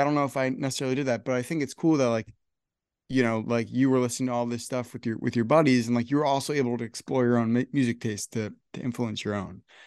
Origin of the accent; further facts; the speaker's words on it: Northern New Jersey, United States; I'm from Northern New Jersey.